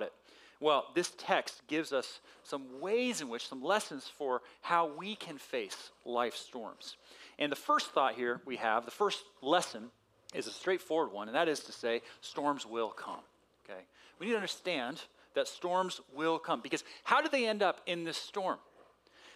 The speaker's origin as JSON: {"language": "English", "town": "San Diego", "region": "California", "country": "United States", "tie": "born or raised there", "said": "Growing up in San Diego when I was a little guy"}